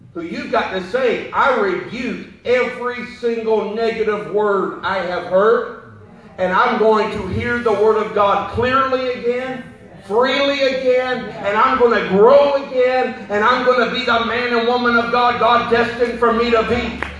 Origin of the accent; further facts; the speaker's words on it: Perry, Georgia, United States; moved away; I was born in Perry, Georgia, which is like Maysville, Jacksonville